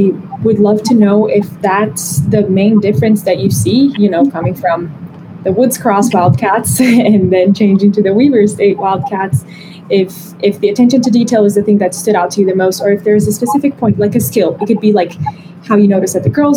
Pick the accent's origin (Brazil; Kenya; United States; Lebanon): Brazil; moved away; growing up in Brazil, we were around soccer